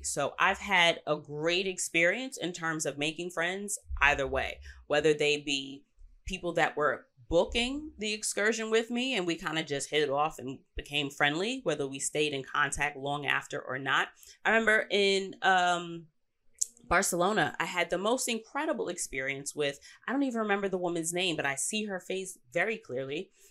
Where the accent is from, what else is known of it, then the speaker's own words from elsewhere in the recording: New York, United States; I'm saying this as a New Yorker